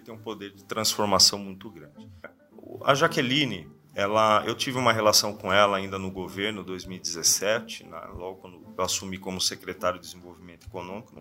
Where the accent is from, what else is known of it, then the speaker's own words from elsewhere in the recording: Sorocaba, São Paulo, Brazil; nasci é, em São Paulo, na capital, e logo cedo, logo adolescente, vim para Sorocaba. Fui morador do Parque São Bento, uma, um bairro aqui da nossa cidade. Eu cresci ali no bairro